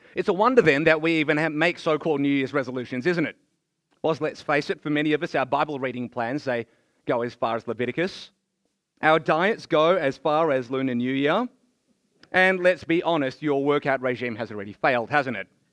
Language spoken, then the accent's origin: English; Melbourne, Victoria, Australia; I was born here in Australia